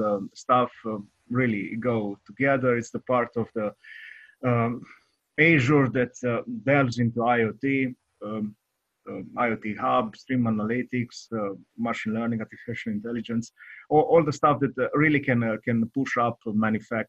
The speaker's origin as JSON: {"language": "English", "country": "Romania", "said": "I'm from Eastern Europe. I'm from Romania"}